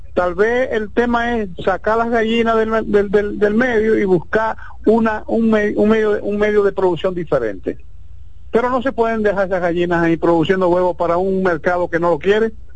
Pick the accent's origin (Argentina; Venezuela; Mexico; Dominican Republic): Dominican Republic; yo soy un dominicano de 48 años